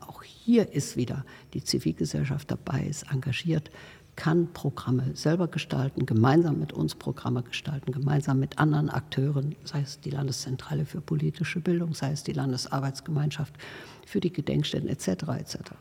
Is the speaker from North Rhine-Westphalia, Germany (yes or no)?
yes; North Rhine-Westphalia, Germany; moved away; ich bin ja auf dem Land geboren in Westfalen und ähm, bin äh, dort auch auf dem Land in eine äh, Schule äh, gegangen